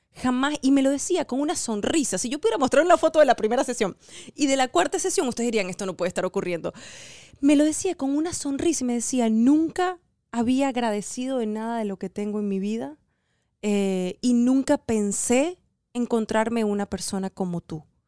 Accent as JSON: {"language": "Spanish", "country": "Venezuela", "moved": "yes", "lives_now": "United States", "said": "somos venezolanos en Estados Unidos"}